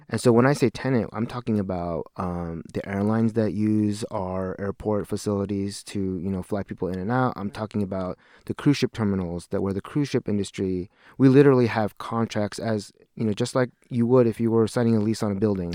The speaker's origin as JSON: {"language": "English", "town": "Seattle", "region": "Washington", "country": "United States", "tie": "born or raised there", "moved": "as an adult", "said": "I'm a lifelong Washingtonian."}